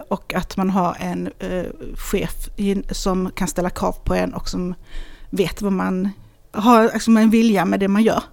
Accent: Hässleholm, Skåne, Sweden; also born or lived in Lund; Jag är född i Hässleholm

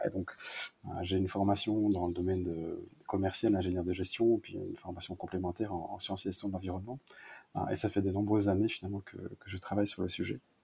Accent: Malmedy, Wallonia, Belgium; j'ai grandi dans une double culture, donc en partie germanophone et en partie francophone. Donc, je viens de la partie de Web Malmedy, donc la partie est de la Belgique

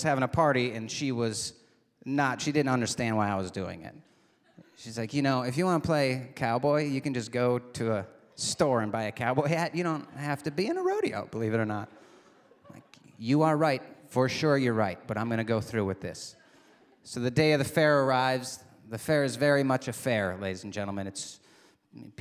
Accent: Michigan's Upper Peninsula, United States; moved away; I was back in my hometown in Michigan's Upper Peninsula

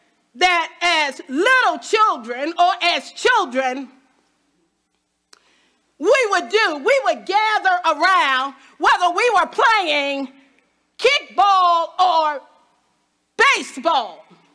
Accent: Washington, District of Columbia, United States; I was born in Washington, D.C. So I'm pretty much a hood girl.

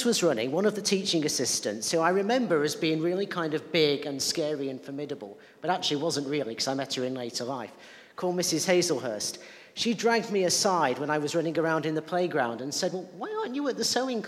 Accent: Lancashire, North West England, United Kingdom; I'm also from Lancashire. And while church wasn't part of my life as a youngster particularly, I also grew up in an area that was socially conservative

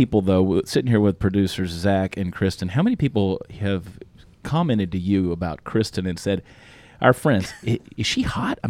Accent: Georgia, United States; I'm being from Georgia. I was pulling for the Falcons

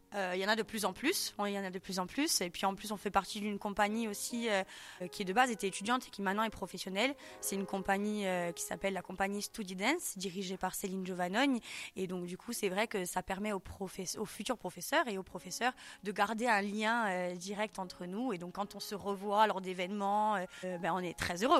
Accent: Ajaccio, Corsica, France; also born or lived in Corte; je suis originaire d'Ajaccio

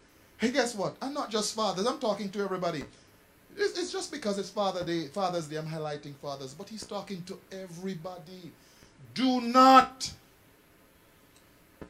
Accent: Jamaica; I grew up in Jamaica

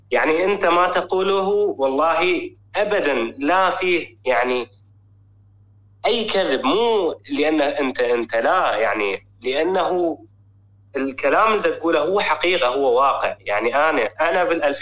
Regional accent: Iraq; now in Germany; أنا أنا من العراق أنا يعني أتيت لألمانيا أنا وعائلتي

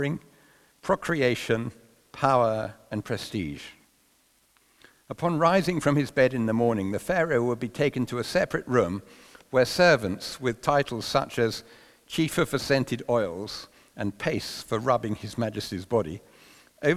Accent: London, United Kingdom; growing up in London

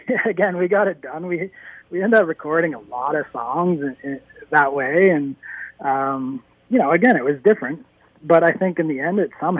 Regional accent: Norwood, Ontario, Canada; also born or lived in Toronto; I live in the town I grew up in, that I went to high school in, that I played hockey

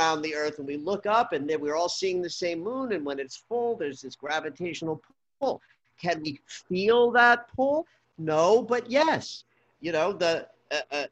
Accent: the East, East Coast, United States; I grew up in the East

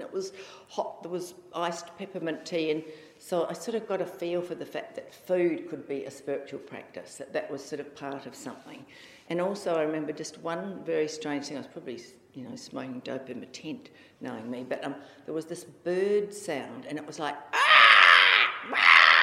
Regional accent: Auckland, New Zealand; also born or lived in Australia; now in Perth, Australia; I came from Auckland, and my family were very creative

